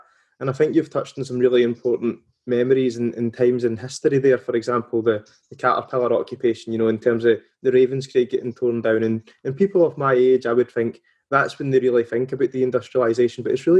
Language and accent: English; Lanarkshire, Scotland, United Kingdom; I'm from Lanarkshire